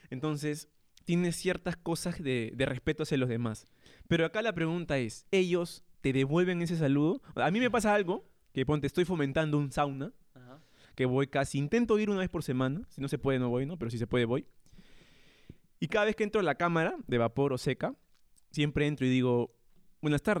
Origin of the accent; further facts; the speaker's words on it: Peru; Y yo, yo, yo, oye, soy peruano